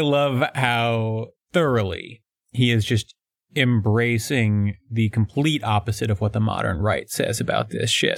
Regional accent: Northeast, United States; I'm from the Northeast. We've got Jews and Catholics

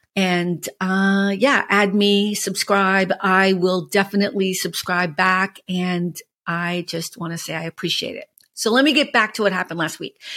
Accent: Boston, Massachusetts, United States; now in Los Angeles, United States; I'm from Boston

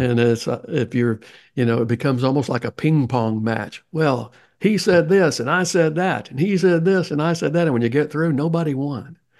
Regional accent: the South, United States; accent: Southern; my Southern accent

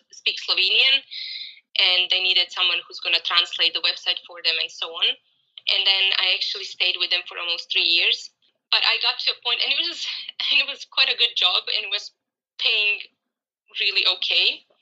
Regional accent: Croatia; moved away as an adult; now in Cape Town, South Africa; I'm 36 years old. Originally, I'm actually from Croatia, Europe. I moved to Cape Town, South Africa, a year ago.

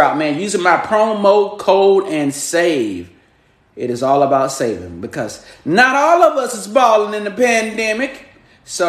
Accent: North Carolina, United States; I'm from North Carolina

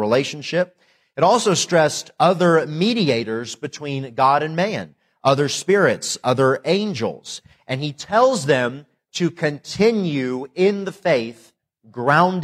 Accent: Tennessee, United States; also born or lived in Northwest Indiana / Lancaster, California; now in North Carolina, United States; I was born in Indiana, Northwest Indiana, and I lived there till I was 11 and moved to Tennessee where I grew up

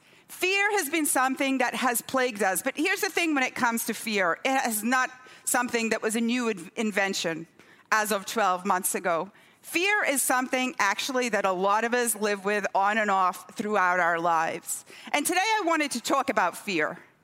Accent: Scotland, United Kingdom; moved away as an adult; also born or lived in Durham; I was born on your side of the Atlantic. I was born in Durham. Okay, when I was four, my parents moved up to the northeast of Scotland to a tiny village there.

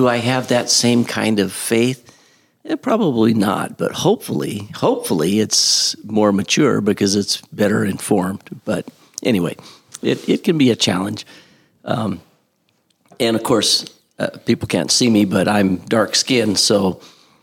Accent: United States; I was an American

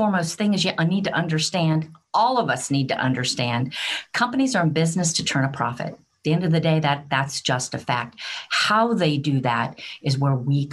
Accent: United States; moved away as an adult; also born or lived in United Kingdom; my accent will tell you that I am from the United States

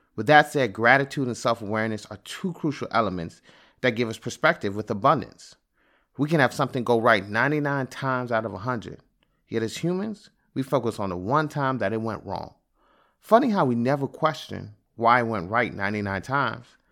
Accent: Prince George's County, Maryland, United States; also born or lived in Washington, D.C. / Atlanta; I was born in Washington, D C, and grew up in Prince George's County

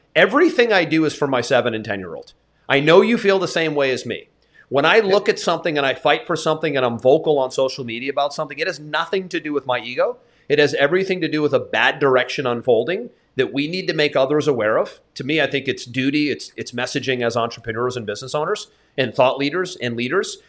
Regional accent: United States; as somebody who was born and raised in America

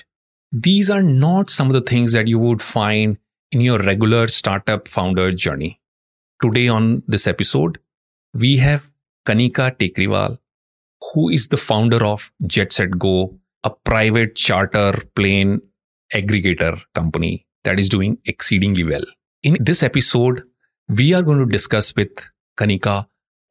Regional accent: Dehradun, Uttarakhand, India; I come from Dehradun, and right next to my house is a helipad

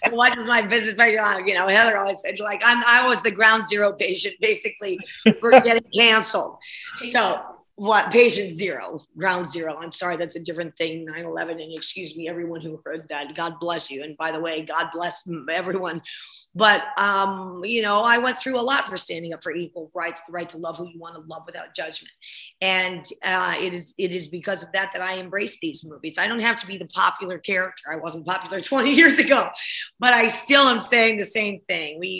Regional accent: Ohio, United States; also born or lived in New Jersey / Chicago; Well I, well, I grew up in Ohio and New Jersey and Chicago

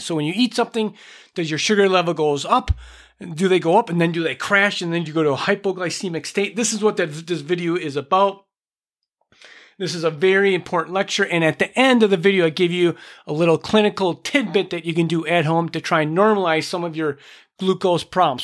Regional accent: Minnesota, United States; I'm from Minnesota

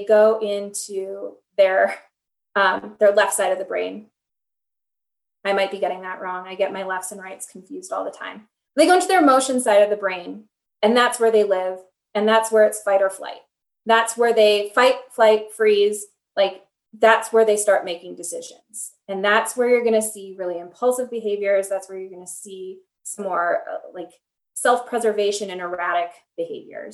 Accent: Minneapolis, Minnesota, United States; I come from Minneapolis

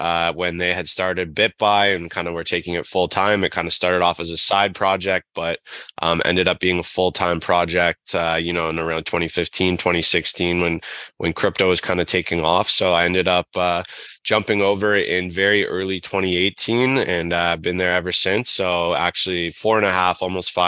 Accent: Toronto, Ontario, Canada; So I'm from Toronto, grew up in kind of the Midtown area here.

